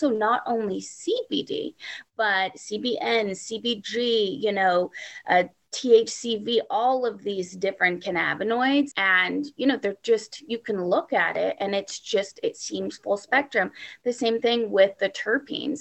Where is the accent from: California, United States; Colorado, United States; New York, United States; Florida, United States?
California, United States; Humboldt County; I was born in Humboldt County.